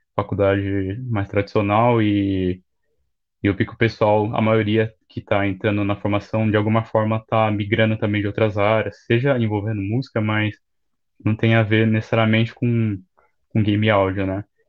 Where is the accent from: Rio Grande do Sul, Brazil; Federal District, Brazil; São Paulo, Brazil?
São Paulo, Brazil; eu sou de São Paulo